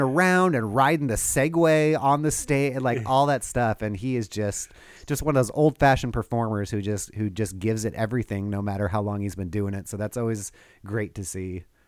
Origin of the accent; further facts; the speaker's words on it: Southern California, United States; now in Portland, United States; growing up in Southern California.